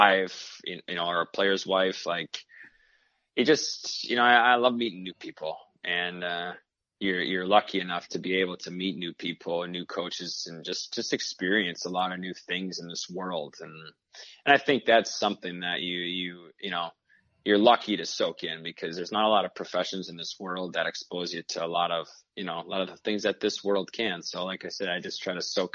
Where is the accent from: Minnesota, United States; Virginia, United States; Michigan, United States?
Michigan, United States; Growing up in Michigan, you know, you grew up in Detroit. I watched, naturally, Datsyuk and Zetterberg.